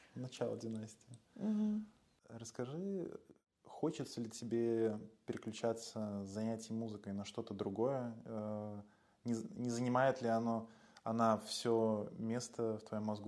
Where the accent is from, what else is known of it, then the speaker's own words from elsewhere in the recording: Belarus; now in Warsaw, Poland; я, родом из Беларуси